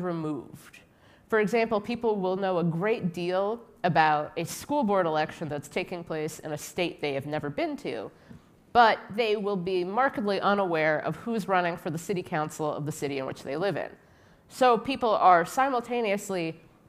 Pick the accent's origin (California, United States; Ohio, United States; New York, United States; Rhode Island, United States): Ohio, United States; Cincinnati; moved away as an adult; now in Washington, D.C., United States; I was raised in Cincinnati, Ohio, which is a pretty conservative city